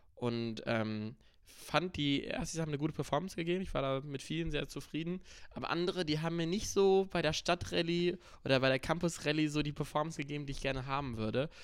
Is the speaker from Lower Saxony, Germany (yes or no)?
no; North Rhine-Westphalia, Germany; bei uns in NRW, Phantasialand, Moviepark